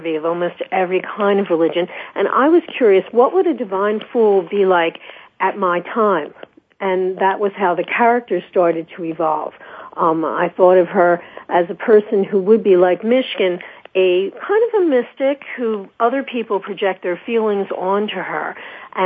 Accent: Philadelphia, Pennsylvania, United States; moved away; also born or lived in New York; I grew up in Philadelphia and moved to New York.

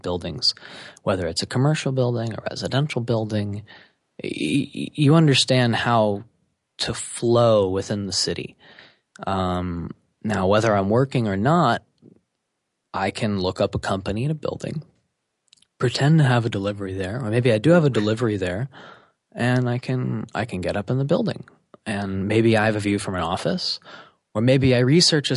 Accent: New York City, New York, United States; So I grew up in New York City. I grew up specifically in Manhattan, moving around a lot.

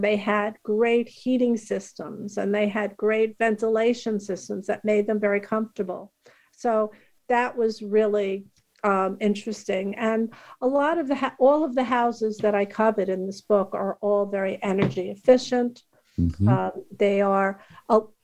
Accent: New York City, New York, United States; I grew up in Queens, New York, and my house was 1400 square feet

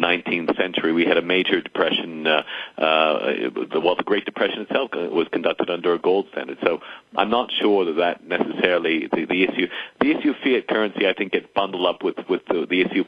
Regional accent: Canada; now in United States; I'm Canadian

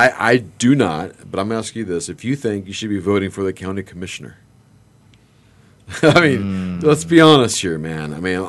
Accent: Los Angeles, California, United States; I grew up in Northridge.

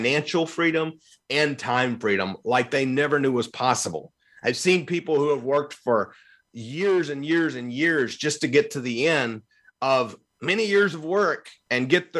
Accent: Evansville, Indiana, United States; now in Louisville, United States; in my hometown where I lived for years in Evansville, Indiana, before I moved to Louisville

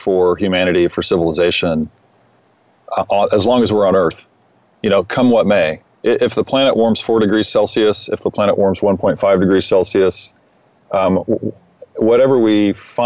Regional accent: Austin, Texas, United States; I grew up in Austin, and I grew up in a pretty ideal setting that led to becoming a musician and an environmentalist

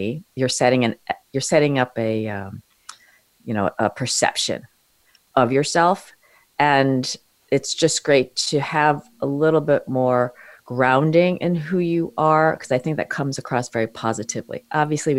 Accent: New York City, New York, United States; born or raised there

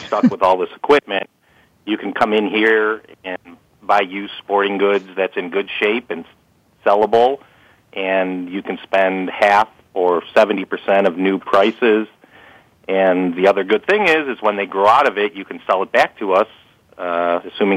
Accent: Chicago, Illinois, United States; growing up in Chicago

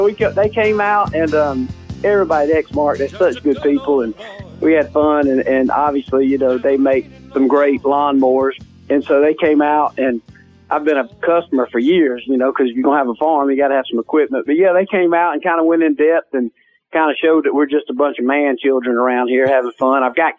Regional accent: Georgia, United States; I'm from Georgia, so I'm a, you know, obviously, you know, from the South

